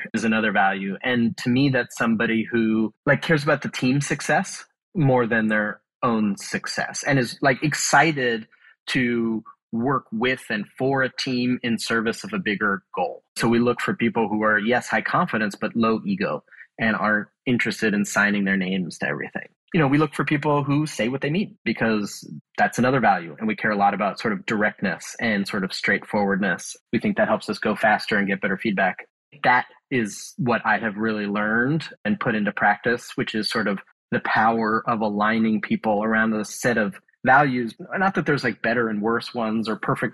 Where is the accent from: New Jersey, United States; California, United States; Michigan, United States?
California, United States; Bay Area; I grew up in the Bay Area